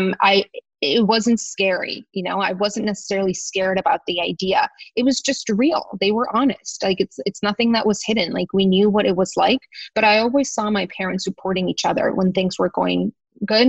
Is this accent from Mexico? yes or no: yes; Tijuana, Baja California, Mexico; moved away as an adult; also born or lived in San Diego; now in New York, United States; I always wanted to live in New York when I was growing up in Tijuana